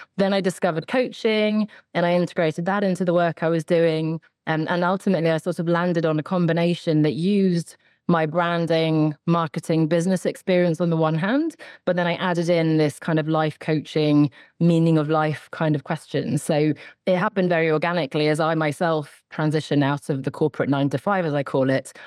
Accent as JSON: {"language": "English", "area": "suburb outside London", "region": "South East England", "country": "United Kingdom", "tie": "born or raised there", "also_born_or_lived": "Sweden (ancestry) / Oxford", "said": "I grew up in the south of England, sort of a suburb outside of London."}